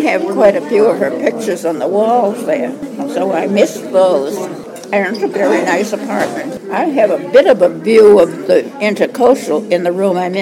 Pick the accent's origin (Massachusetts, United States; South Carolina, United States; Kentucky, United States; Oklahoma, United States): Massachusetts, United States; Boston; moved away as an adult; also born or lived in Pittsburgh, Pennsylvania; now in Florida, United States; originally from Boston